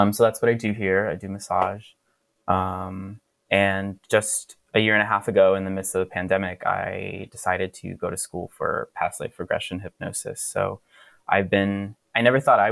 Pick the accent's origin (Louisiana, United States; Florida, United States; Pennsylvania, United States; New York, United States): Florida, United States; moved away; Growing up in Florida, also, I didn't have a queer community.